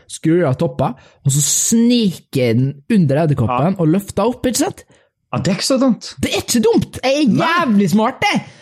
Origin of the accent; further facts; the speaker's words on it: Kristiansund, Møre og Romsdal, Norway; Uh, jeg kommer fra Kristiansund